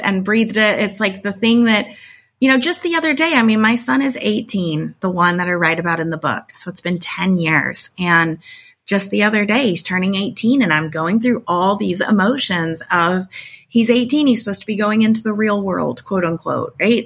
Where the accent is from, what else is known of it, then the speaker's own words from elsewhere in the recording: Tornado Alley, United States; I grew up in Tornado Alley. I live back in Tornado Alley again